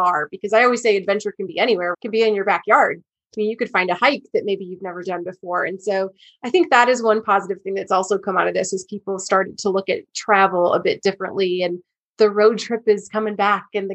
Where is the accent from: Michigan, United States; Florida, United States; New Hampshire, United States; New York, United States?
Michigan, United States; I'm from Michigan.